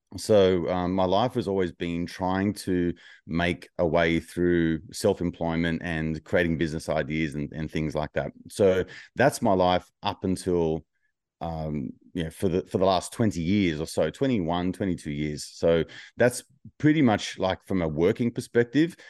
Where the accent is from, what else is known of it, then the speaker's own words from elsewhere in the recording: Wollongong, New South Wales, Australia; my hometown of Wollongong